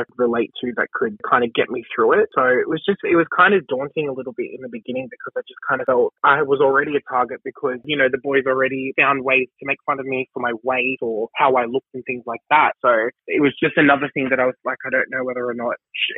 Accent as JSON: {"language": "English", "town": "Bankstown", "region": "New South Wales", "country": "Australia", "tie": "born or raised there", "said": "when I was growing up in Bankstown"}